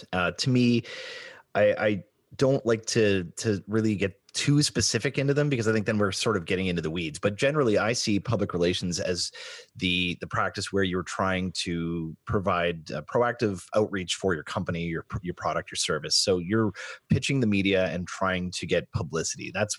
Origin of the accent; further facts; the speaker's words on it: Sault Ste. Marie, Ontario, Canada; I'm from Sault Ste. Marie originally, and I gravitated to that part of the world very, very early.